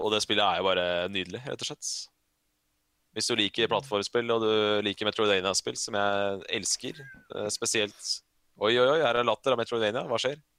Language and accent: Norwegian; Norway; jeg er norsk